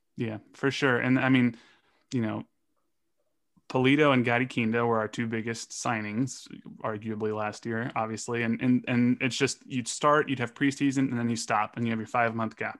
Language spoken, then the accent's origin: English; Los Angeles, California, United States; moved away as an adult; now in Kansas City, United States; I grew up in Los Angeles. I'm born and raised in L